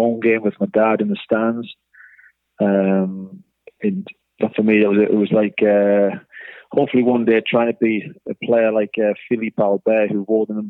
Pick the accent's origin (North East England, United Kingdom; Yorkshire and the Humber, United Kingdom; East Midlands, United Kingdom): North East England, United Kingdom; Newcastle upon Tyne; born or raised there; moved away as an adult; also born or lived in Wellington, New Zealand